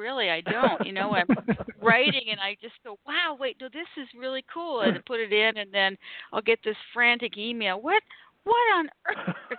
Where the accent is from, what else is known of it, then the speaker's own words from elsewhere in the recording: Canada; moved away; also born or lived in Los Angeles; I'm from Canada, so this is up in the frozen north